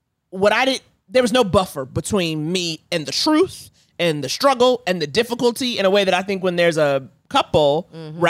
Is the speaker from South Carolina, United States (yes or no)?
no; New York, United States; if I hadn't grown up in New York